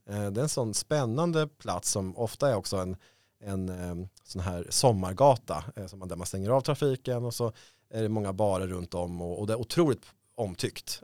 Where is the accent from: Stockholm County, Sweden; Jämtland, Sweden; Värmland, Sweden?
Stockholm County, Sweden; Stockholm; jag är född i Stockholm. Eh, det här är liksom min stad